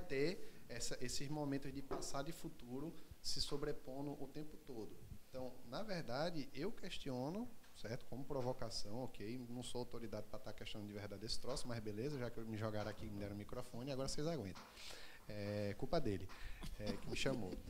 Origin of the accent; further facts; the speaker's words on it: Recife, Pernambuco, Brazil; eu sou daqui de Recife